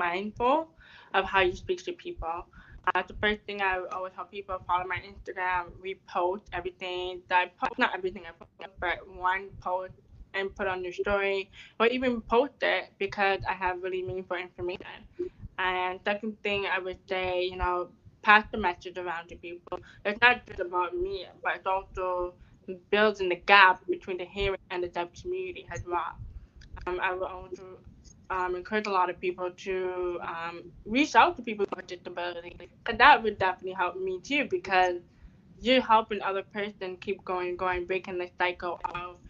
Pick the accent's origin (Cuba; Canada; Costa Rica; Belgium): Canada; I'm a Canadian